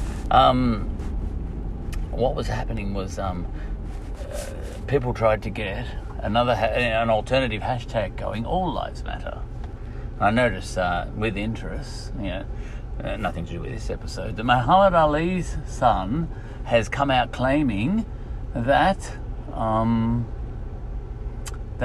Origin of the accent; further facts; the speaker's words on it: Australia; being an Australian